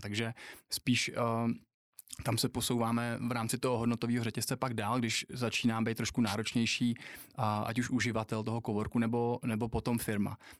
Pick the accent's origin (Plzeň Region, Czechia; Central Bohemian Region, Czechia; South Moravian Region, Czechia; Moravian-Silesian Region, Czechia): Moravian-Silesian Region, Czechia; Třinec; now in Prague, Czech Republic; když jsem se narodil v Třinci v hokejovém městě